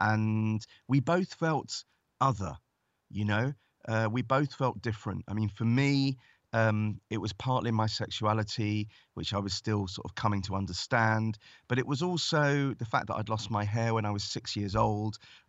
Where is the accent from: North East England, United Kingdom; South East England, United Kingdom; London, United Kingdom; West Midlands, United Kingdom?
London, United Kingdom; Stanmore; she grew up in Golders Green, then I grew up in Stanmore, and she now lives in Hertfordshire.